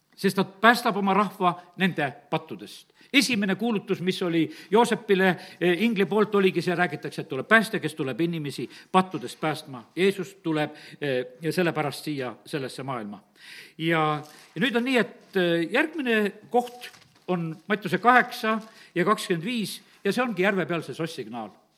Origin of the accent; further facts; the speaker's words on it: Estonia; ma olen eestlane